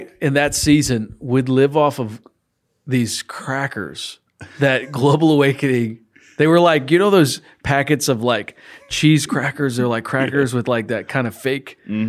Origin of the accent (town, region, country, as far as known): St. Louis, Missouri, United States; born or raised there